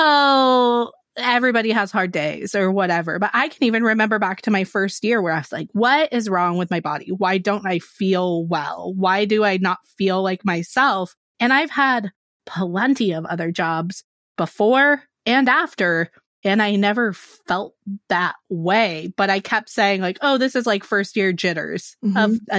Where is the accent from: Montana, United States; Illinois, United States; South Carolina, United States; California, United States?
California, United States; Yeah, California, so same.